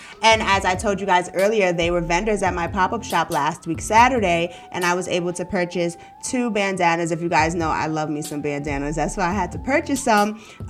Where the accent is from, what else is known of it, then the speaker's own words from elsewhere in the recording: Brooklyn, New York, United States; So it's so interesting because I'm from Brooklyn, New York, and growing up, I have this uncle and we used to go to a lot of like punk rock festivals